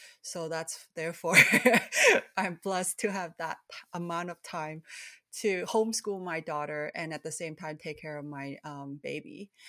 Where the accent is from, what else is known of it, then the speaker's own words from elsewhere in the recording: Canada; also born or lived in Hong Kong; So I was born in Hong Kong, and I was immigrated to Canada when I was 7 years old, along with my two younger siblings, who were 5 and also 3.